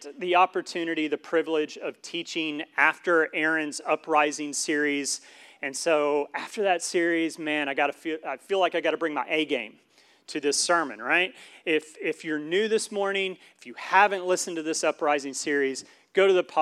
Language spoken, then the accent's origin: English; Syracuse, New York, United States; I was born around Syracuse, New York, so we got that Syracuse thing going on